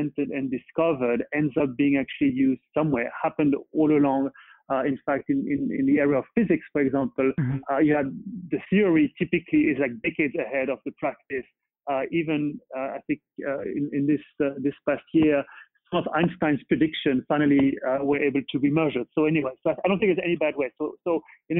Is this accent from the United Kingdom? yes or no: no; Paris, Île-de-France, France; moved away as an adult; now in Boston, United States; I was born and bred in Paris, but now really truly Bostonian and love it here